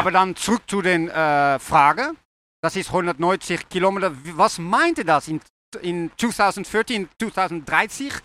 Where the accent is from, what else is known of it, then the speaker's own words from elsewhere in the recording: Netherlands; German is a second language; ich komme aus Holland